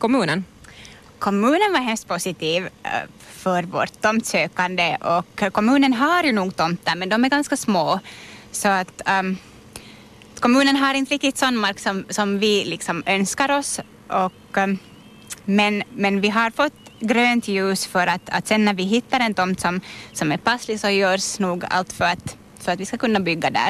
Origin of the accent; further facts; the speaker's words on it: Virkby, Uusimaa, Finland; Jag är hemma från Virkby och har spenderat en jättestor del av mitt liv här i Kärrin